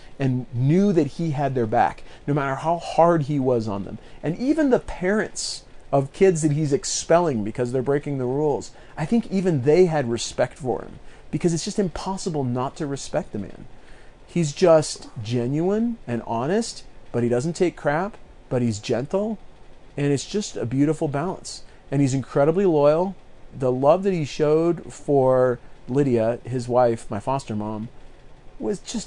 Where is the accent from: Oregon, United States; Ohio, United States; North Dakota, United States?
Oregon, United States; near Eagle Point, Southern; going back towards my hometown